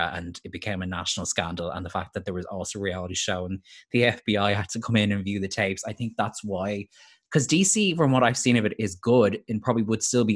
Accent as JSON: {"language": "English", "country": "Ireland", "said": "as an Irish person"}